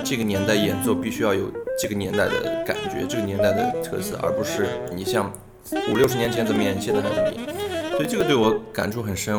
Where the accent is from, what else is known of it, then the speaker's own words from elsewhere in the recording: Nanjing, Jiangsu, China; moved away as an adult; also born or lived in Shanghai, China / Boston, United States; 然后当时我是南京人，我在南京的老师把我介绍给了上海音乐学院的廖继文廖老师